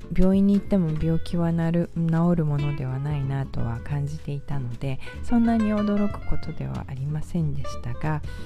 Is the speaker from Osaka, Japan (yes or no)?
no; Tokyo, Japan; moved away as an adult; also born or lived in Spain; now in United States; 私は東京で育ちまして